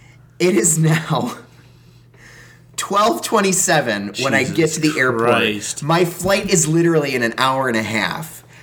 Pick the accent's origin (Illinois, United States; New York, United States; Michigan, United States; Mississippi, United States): Illinois, United States; Chicago; moved away as an adult; I'm a Chicagoan